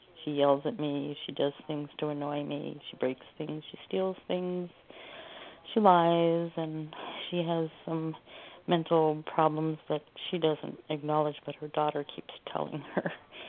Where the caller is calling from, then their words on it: Oregon, United States; I'm calling from Oregon.